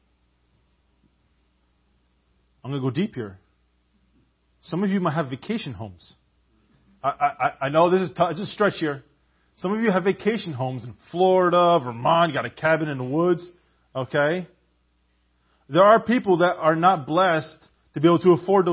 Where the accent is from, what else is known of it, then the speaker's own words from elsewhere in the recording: Canada; I'm a Canadian